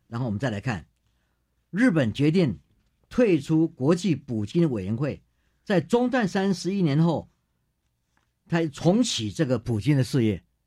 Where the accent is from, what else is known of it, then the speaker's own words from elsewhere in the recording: Taitung, Taitung County, Taiwan; 大家好，我是来自台东的